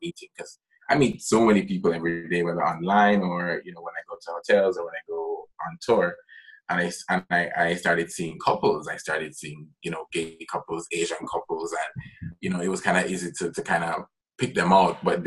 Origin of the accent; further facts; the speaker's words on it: Jamaica; I am Jamaican. I live in Jamaica